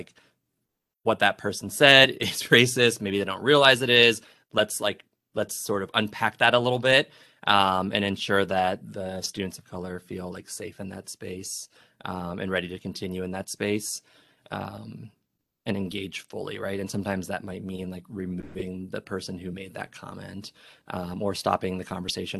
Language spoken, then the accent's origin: English; Miami, Florida, United States; I grew up in Miami